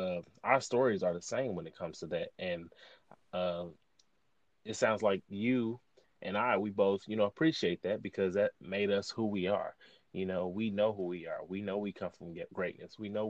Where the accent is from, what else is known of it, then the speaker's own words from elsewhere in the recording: East St. Louis, Illinois, United States; I'm from East St. Louis, predominantly Black.